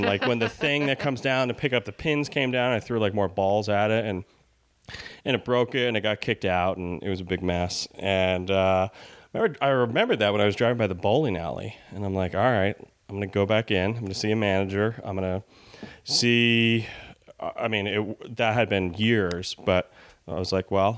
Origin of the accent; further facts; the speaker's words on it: Albany, New York, United States; moved away as an adult; also born or lived in Los Angeles; I'm from Albany, New York